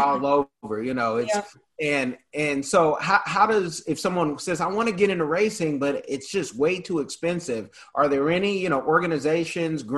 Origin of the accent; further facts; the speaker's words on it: Bay Area, California, United States; I'm from the Bay Area